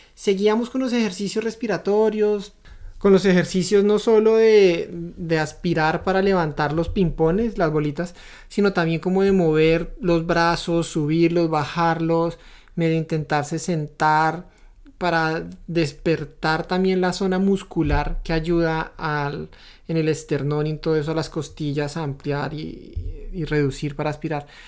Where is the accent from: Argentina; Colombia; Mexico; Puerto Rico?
Colombia; moved away as an adult; now in Canada; Nosotros ahora vivimos en Canadá, somos de Colombia